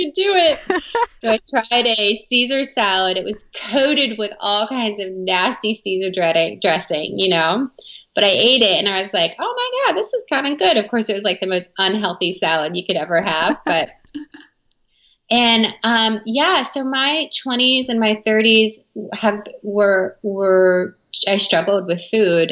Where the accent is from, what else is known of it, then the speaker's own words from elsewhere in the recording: the South, United States; I grew up in the South in America